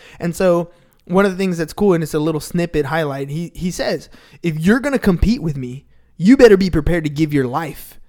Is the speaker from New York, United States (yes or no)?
no; San Diego, California, United States; that's just how we grew up. We're from San Diego